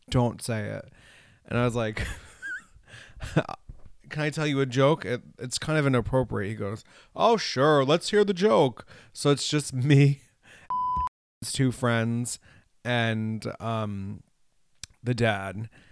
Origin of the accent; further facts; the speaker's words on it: Hudson Valley, New York, United States; growing up in the Hudson Valley, we have mountains, but not like these